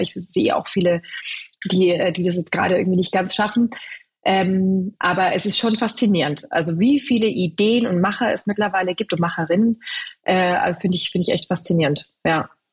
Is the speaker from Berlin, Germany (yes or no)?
no; Bavaria, Germany; moved away; also born or lived in London; ich bin in Bayern groß geworden, ganz klassisch mit Brot, ganz viel Weizenmehl, Brezen